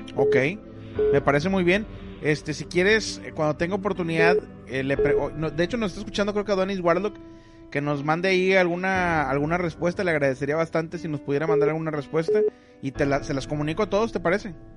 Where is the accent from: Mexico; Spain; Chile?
Mexico; Monterrey, Nuevo León; now in Ciudad Mante, Mexico; yo soy de Monterrey